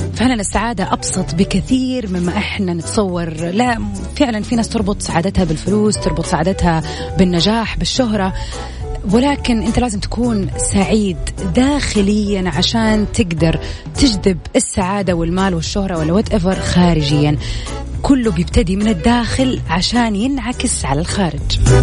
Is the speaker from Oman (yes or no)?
no; Saudi Arabia; عندنا في السعودية